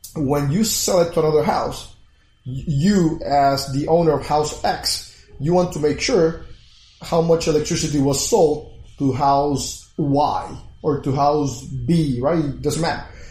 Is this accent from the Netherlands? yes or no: no; Puerto Rico; moved away; I was born in Puerto Rico, left about 20, 21 years ago